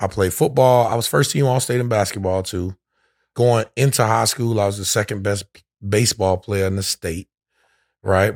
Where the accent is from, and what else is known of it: Orlando, Florida, United States; born or raised there; also born or lived in Daytona Beach, Florida